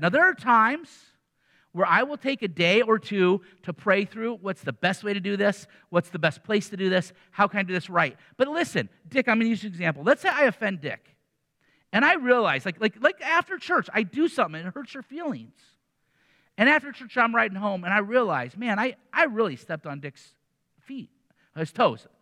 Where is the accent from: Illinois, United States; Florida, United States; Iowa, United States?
Iowa, United States; Iowa City; I grew up in Iowa City